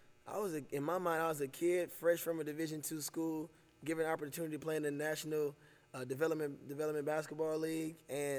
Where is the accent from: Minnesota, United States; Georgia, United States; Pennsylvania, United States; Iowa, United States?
Georgia, United States; Decatur; also born or lived in Chamblee, Georgia; I grew up in Atlanta, Georgia, Decatur, Georgia, to be specific.